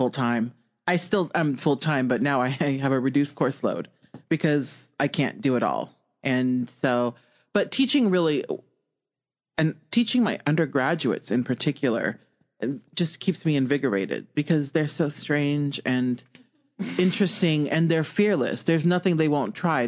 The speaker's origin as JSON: {"language": "English", "town": "Omaha", "region": "Nebraska", "country": "United States", "tie": "born or raised there", "said": "I grew up in West Omaha. So Omaha is the biggest city in Nebraska."}